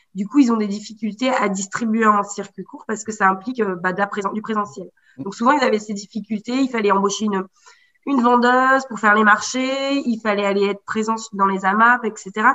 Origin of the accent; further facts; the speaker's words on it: Haute-Loire, near Brassac-les-Mines, Auvergne-Rhône-Alpes, France; also born or lived in Paris; J'ai grandi là, en Haute-Loire. Dans le, plus précisément en termes de territoire, dans le bassin minier, vers Brassac-les-Mines.